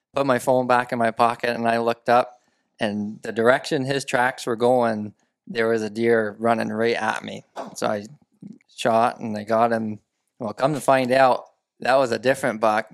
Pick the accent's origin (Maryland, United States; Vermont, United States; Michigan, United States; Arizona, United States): Vermont, United States; central; I'm born and raised in Vermont, central Vermont